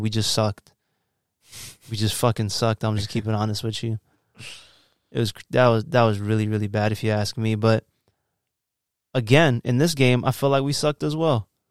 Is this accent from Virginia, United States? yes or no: yes; Virginia, United States; also born or lived in New York; I moved to Virginia when I was four.